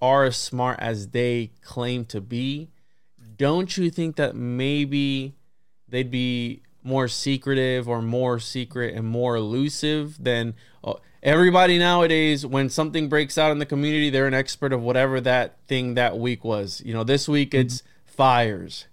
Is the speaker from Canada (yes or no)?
no; Puerto Rico; I was born in Puerto Rico